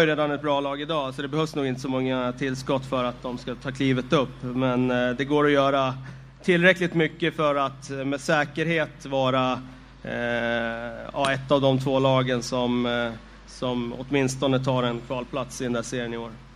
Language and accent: Swedish; Västerås, Västmanland, Sweden; Jag är ju från Västerås